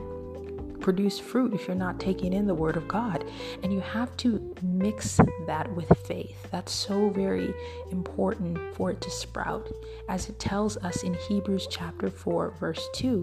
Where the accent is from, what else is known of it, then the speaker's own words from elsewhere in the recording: Midwest, United States; I'm from the Midwest